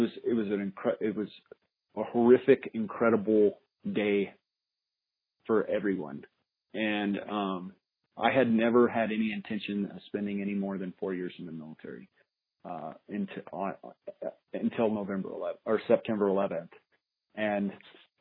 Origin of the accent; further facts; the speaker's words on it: Albuquerque, New Mexico, United States; also born or lived in Colorado; now in Albuquerque, United States; I was born here in Albuquerque. I grew up, family was kind of a country family before Albuquerque turned into the thriving megalopolis